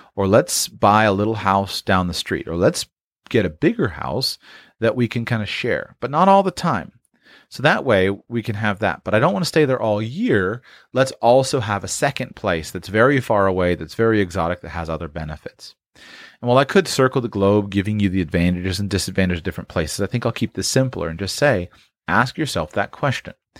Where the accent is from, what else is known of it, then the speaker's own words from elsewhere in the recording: Palm Beach, Florida, United States; I grew up in Florida